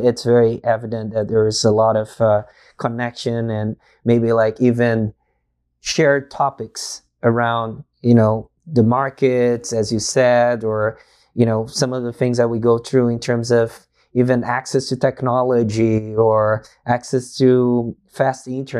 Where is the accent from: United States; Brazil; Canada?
Brazil; first language Portuguese; English is a second language; I am from Brazil, and although we're so, you know, far away countries, with our language is Portuguese